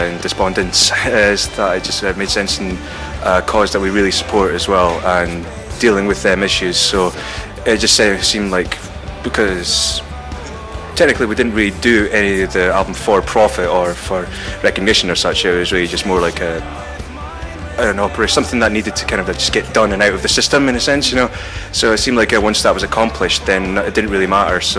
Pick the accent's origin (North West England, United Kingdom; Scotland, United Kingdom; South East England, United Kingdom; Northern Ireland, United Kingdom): Scotland, United Kingdom; Falkirk; now in Dundee, United Kingdom; I've only lived in Dundee for four years, uh, but uh, I come from Falkirk originally